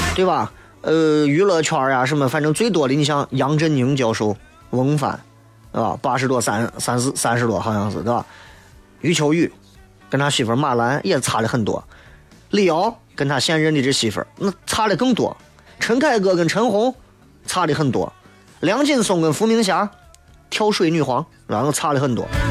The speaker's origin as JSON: {"language": "Chinese", "town": "Xi'an", "region": "Shaanxi", "country": "China", "said": "作为一个西安人"}